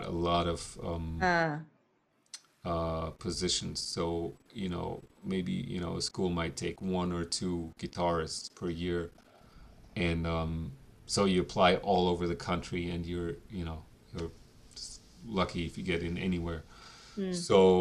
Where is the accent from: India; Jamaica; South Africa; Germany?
Germany; moved away as an adult; now in New York, United States; I grew up in Germany